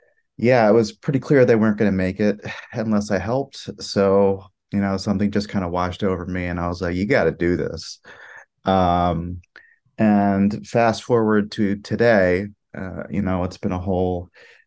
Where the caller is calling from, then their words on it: New York City, New York, United States; I'm calling from Brooklyn